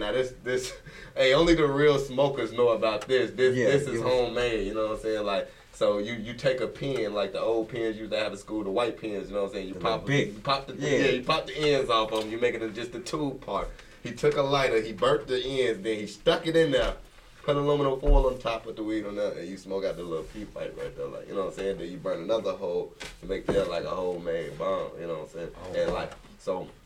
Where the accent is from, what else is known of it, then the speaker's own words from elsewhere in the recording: Belize; I'm from Belize